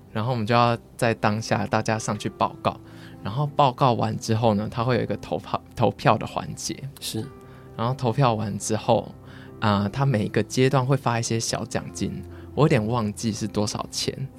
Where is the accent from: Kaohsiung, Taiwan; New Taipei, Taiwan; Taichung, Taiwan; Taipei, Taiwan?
Kaohsiung, Taiwan; 我是高雄人